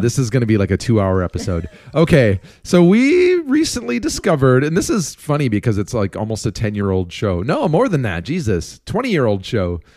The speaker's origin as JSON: {"language": "English", "town": "Minneapolis", "region": "Minnesota", "country": "United States", "tie": "born or raised there", "moved": "yes", "lives_now": "Chicago, United States", "said": "we are moving from Chicago, where we've lived for twenty years, back to our hometowns of Minneapolis"}